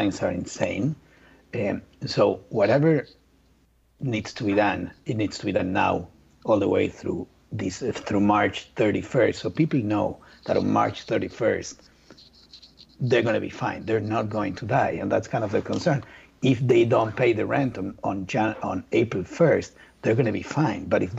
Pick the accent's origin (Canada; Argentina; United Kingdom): Argentina; English is a second language; I'm from Argentina.